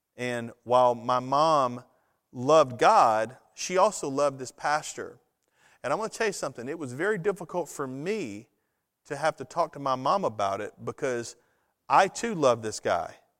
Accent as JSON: {"language": "English", "country": "United States", "said": "a citizen of the United States"}